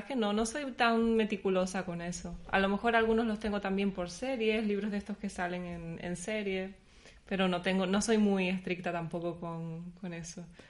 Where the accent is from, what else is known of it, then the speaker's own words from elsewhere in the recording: La Palma, Canary Islands, Spain; now in Berlin, Germany; soy de, de La Palma, que es una isla muy pequeña